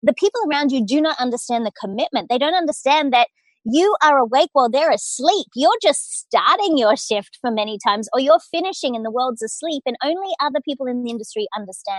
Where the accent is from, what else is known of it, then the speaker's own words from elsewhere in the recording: Australia; accent: Australian; moved away as an adult; now in United States; as an Australian, I grew up working hard but playing hard